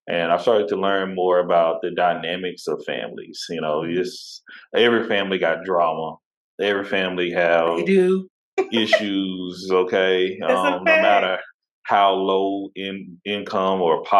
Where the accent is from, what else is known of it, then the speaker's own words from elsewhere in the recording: Tyler, Texas, United States; also born or lived in Fort Worth, Texas; now in Houston, United States; raised East Texas